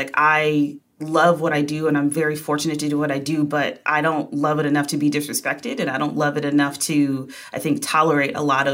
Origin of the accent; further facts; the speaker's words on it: Wisconsin, United States; moved away as an adult; now in New York, United States; I'm from Wisconsin